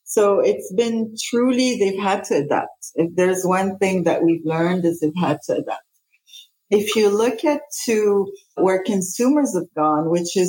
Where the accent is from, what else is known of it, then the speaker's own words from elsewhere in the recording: Quebec, Canada; also born or lived in Lebanon / Denmark / Spain; So I'm Lebanese originally. I was born in Lebanon. So when the war started in Lebanon, we actually moved many places. We moved to Denmark first and then Spain and then ended up in Canada and haven't left here since I was 13.